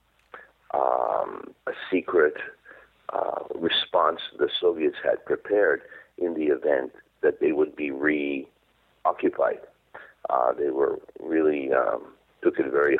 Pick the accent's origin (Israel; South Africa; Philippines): Israel; English is a second language; I wrote in Hebrew. I wrote, and that was my main language when I growing up in Israel